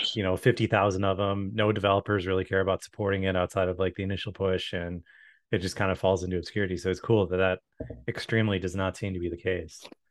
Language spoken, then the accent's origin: English; Chicago, Illinois, United States; moved away; growing up in the Chicago area